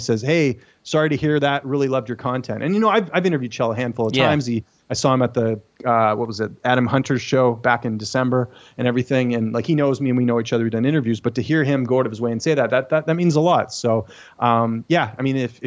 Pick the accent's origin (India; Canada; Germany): Canada; British Columbia; also born or lived in Ontario; watching hockey growing up, like anyone growing up in Canada, I was, you know, a big hockey fan